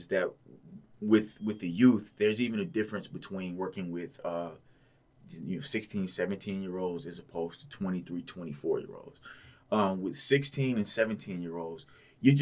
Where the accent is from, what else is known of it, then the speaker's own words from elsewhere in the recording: Houston, Texas, United States; now in Portland, United States; I'm from Houston, very diverse area